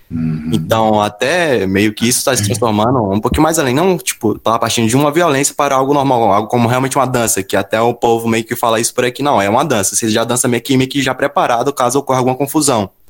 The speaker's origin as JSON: {"language": "Portuguese", "town": "Juazeiro", "region": "Bahia", "country": "Brazil", "said": "sou baiano de Juazeiro. Percebeu pelo sotaque"}